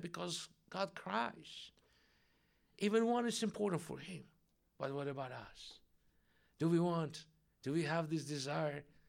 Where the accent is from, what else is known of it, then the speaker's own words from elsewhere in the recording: Russia; English is a second language; moved away; she felt my accent, so she learned that I'm from Russia, Russian descent